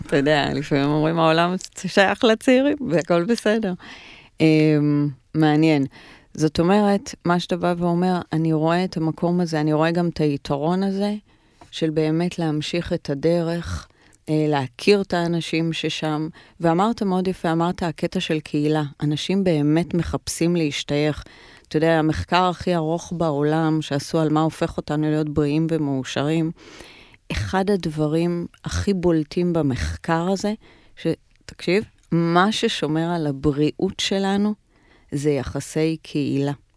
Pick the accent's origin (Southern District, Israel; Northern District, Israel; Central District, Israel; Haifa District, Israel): Central District, Israel; Ra'anana; moved away as an adult; now in Tel Aviv, Israel; גדלתי ברעננה, שזה מעניין, כי ברעננה, כשאני גדלתי ברעננה, עברתי לשם, עברנו כשהייתי בת שבע בערך